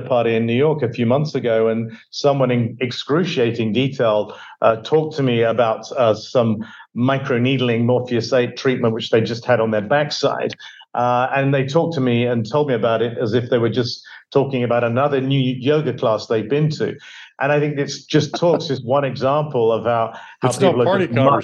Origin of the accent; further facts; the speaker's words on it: Devon, South West England, United Kingdom; moved away; I grew up in England, Devon, in England, to be exact, in a small fishing village